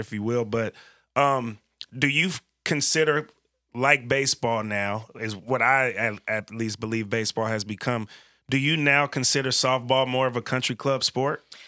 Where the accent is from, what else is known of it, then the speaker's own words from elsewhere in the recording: Bay Area, California, United States; moved away as an adult; now in Portland, United States; I grew up in California in the Bay Area, came to college out here